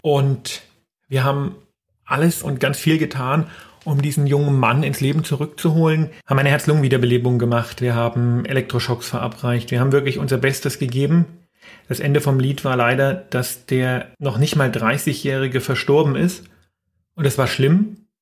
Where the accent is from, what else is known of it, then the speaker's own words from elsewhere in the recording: Erlangen, Bavaria, Germany; Ich komme ja aus Erlangen in Franken